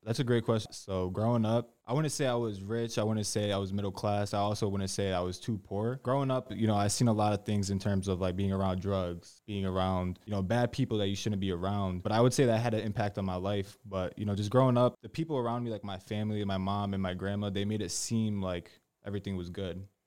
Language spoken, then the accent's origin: English; Bristol, Connecticut, United States; I was born born in Bristol, Connecticut.